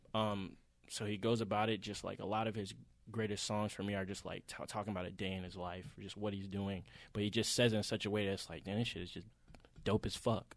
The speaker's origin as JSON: {"language": "English", "town": "Atlanta", "region": "Georgia", "country": "United States", "said": "we're obviously from Atlanta"}